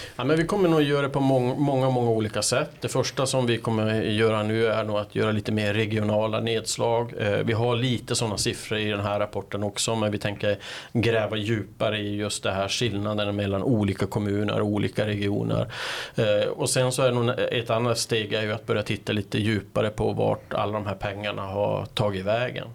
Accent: Kiruna, Norrbotten County, Sweden; moved away; jag kommer ju från Kiruna ursprungligen

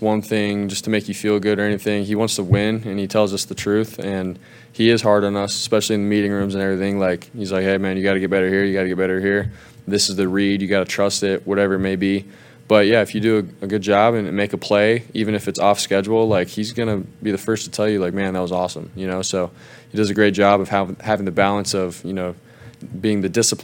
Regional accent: Arizona, United States; I grew up in Arizona

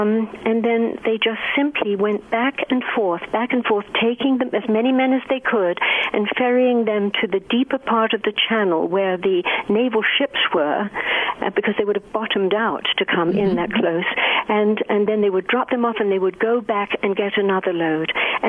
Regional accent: England, United Kingdom; born there; Well, I was born just outside London, and I came into the world about 3 years before the World War II began

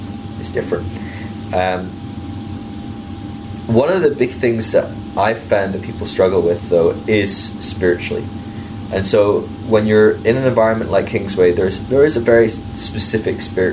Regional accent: United Kingdom; as a Brit

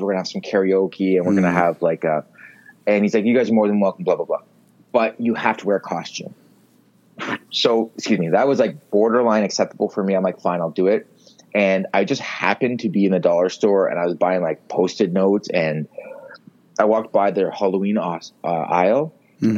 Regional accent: Mississauga, Ontario, Canada; I grew up in Streetsville, um, in Mississauga

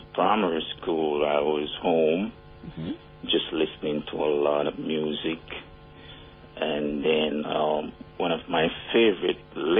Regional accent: Spanish Town, Saint Catherine, Jamaica; I'm from Spanish Town

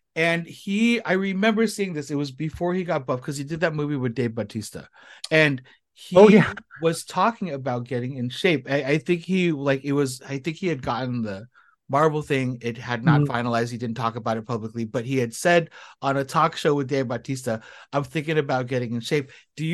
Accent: Philippines; I recently I'm Filipino. I'm 5'8"

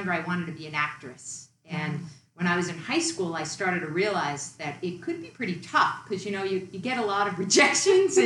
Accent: Long Island, New York, United States; moved away; also born or lived in Massachusetts; I grew up on Long Island, New York, in a working class neighborhood, working class family

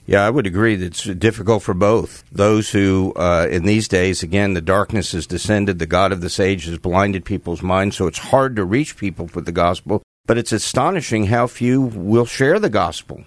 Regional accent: New York metropolitan area, United States; I grew up in New York, the New York metropolitan area.

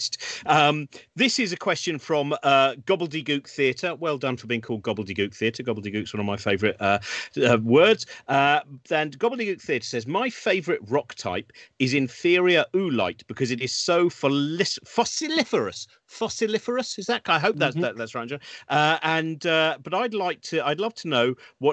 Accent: United Kingdom; I was brought up in the Chilterns

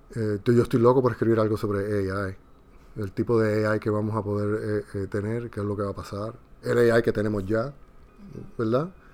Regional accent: Puerto Rico; now in Dominican Republic; soy de Puerto Rico y vivo en República Dominicana

